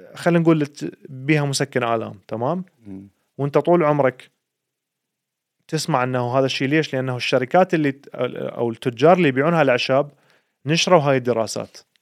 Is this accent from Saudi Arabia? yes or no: no; Iraq; now in Sweden; احنا عندنا بالعراق